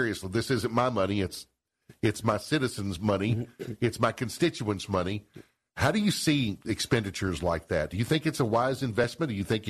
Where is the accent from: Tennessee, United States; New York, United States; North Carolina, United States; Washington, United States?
Tennessee, United States; Seymour; Even my hometown of Seymour?